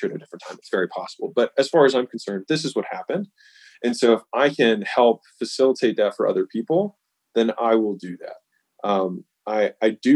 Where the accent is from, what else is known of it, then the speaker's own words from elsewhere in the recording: United States; I was born in the United States